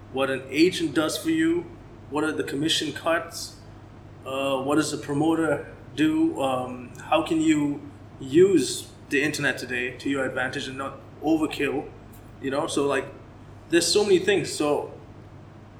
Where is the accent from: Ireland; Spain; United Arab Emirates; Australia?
United Arab Emirates; Dubai; first language English; also born or lived in Canada; So, I'm Dubai born and raised. I am Indian. I am Portuguese descent.